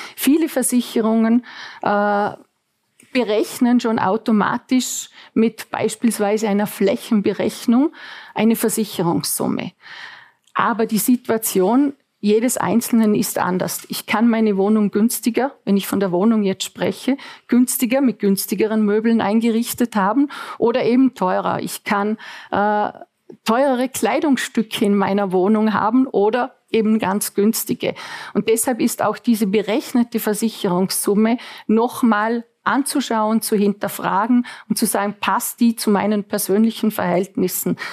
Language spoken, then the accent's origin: German; Austria; bei uns in Österreich